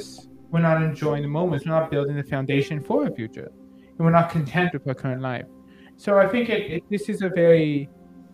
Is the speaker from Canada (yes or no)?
yes; Canada; I'm a Canadian comic book collector